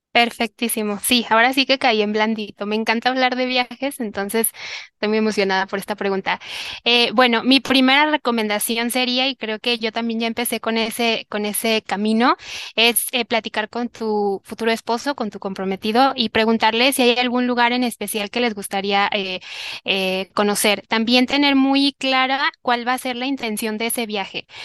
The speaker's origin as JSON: {"language": "Spanish", "town": "Tepatitlán", "region": "Jalisco", "country": "Mexico", "moved": "yes", "lives_now": "Guadalajara, Mexico", "said": "de donde yo soy, que es de Tepatitlán, Jalisco, que es como una hora de aquí"}